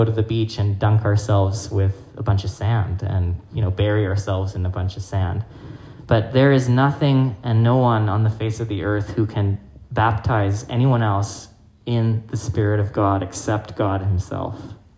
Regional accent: Hong Kong; now in Winnipeg, Canada; I grew up in Hong Kong

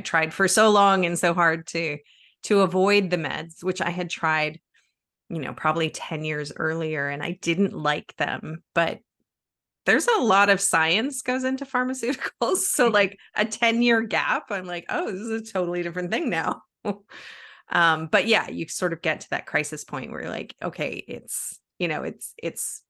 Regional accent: Canada; moved away; I'm originally from Canada, and we used to have this show on TV when I was little

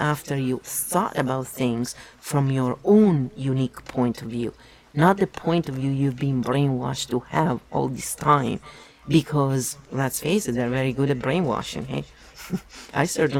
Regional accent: Italy; English is a second language; moved away as an adult; I was born and raised in Italy for 24 years. So I was well an adult when I moved here.

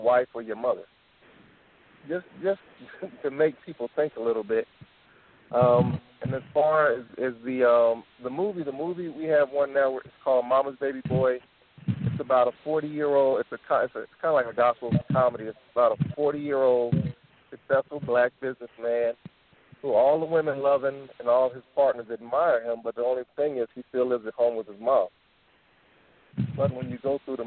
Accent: Philadelphia, Pennsylvania, United States; now in Minnesota, United States; I was born in Philly

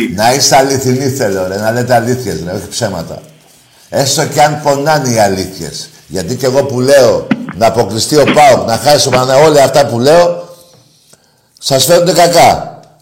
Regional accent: Greece; είμαι Έλληνας

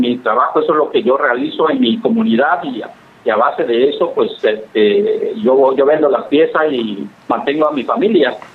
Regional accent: Oaxaca, Mexico; como lo, lo hacemos nosotros los mixtecos, por eso nos debemos de sentir orgullosos como oaxaqueños como mexicanos.

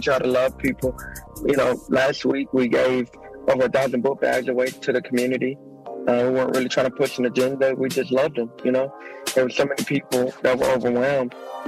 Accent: Macon, Georgia, United States; 478. Yeah, so that's an area that I kind of grew up in.

